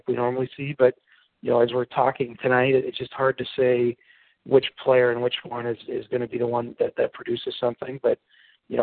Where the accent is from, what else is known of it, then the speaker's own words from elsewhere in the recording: Canada; being a Canadian